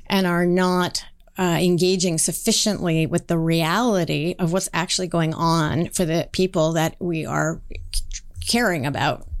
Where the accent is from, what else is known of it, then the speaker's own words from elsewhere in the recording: Seattle, Washington, United States; I grew up in Seattle, Washington in the nineteen seventies